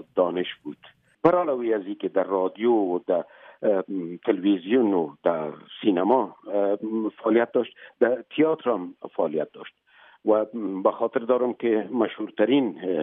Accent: Afghanistan; moved away as an adult; also born or lived in Moscow, Russia; ما یک مدت طولانی بعد از اینکه مهاجر شدیم تقریبا همزمان از افغانستان بر آمدیم آمدیم مسکو

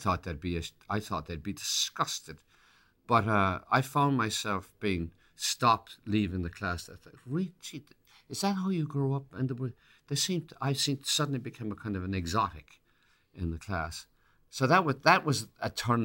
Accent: Ireland; accent: Irish; now in United States; I'd lose my Irish accent

